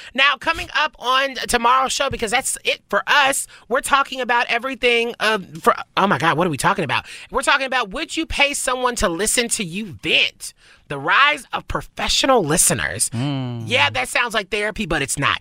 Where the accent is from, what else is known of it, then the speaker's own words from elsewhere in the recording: the South, United States; I can't roll my R's. I'm from the South